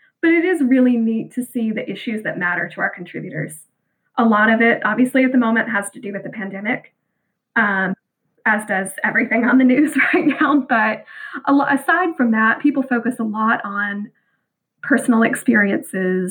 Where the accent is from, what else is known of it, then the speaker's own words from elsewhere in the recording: Bible Belt of the Southern United States, United States; growing up in the Bible Belt of Southern America